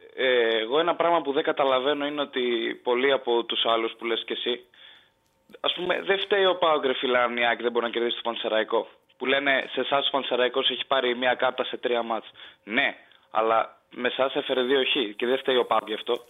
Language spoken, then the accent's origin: Greek; Kastoria, Western Macedonia, Greece; την πόλη μου πριν την Καστοριά